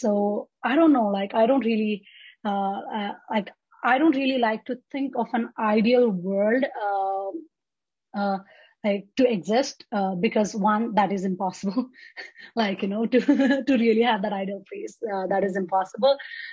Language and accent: English; Nepal; now in United States; Because I came to the US from Nepal, right? So things are so different.